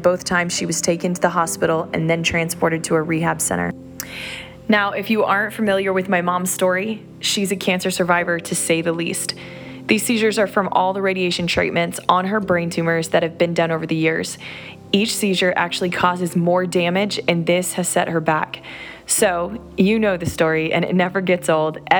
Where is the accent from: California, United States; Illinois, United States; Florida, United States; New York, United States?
Florida, United States; Orlando; now in South Florida, United States; Orlando, Florida, my hometown